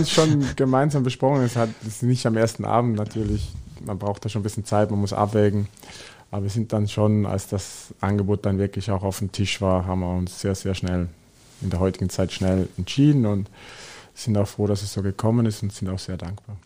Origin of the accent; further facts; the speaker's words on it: Switzerland; moved away as an adult; now in Germany; ich bin aus der Schweiz gekommen